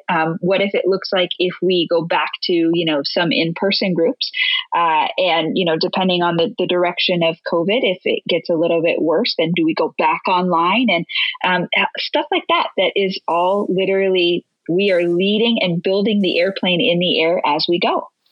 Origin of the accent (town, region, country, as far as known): Latrobe, Pennsylvania, United States; born or raised there; moved away